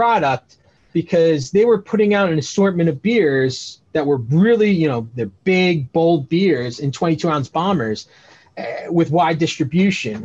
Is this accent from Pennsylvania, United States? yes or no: yes; Bucks County, Pennsylvania, United States; I grew up in Bucks County